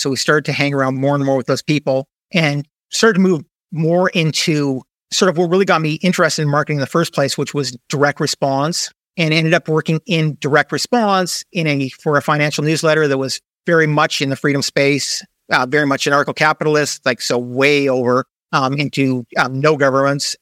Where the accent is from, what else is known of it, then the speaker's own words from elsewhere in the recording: Canada; moved away as an adult; also born or lived in United States; now in Panama; I'm originally a Canadian, so I moved a little bit south to move to the U S